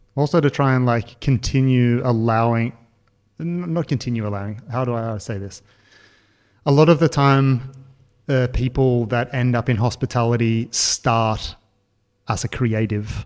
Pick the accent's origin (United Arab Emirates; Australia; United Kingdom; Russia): Australia; now in Berlin, Germany; being an Australian